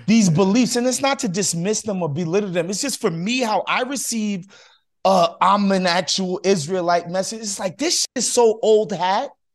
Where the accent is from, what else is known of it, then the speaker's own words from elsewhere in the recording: New York, United States; moved away as an adult; now in Los Angeles, United States; I spent thirty years, first thirty years of my life in New York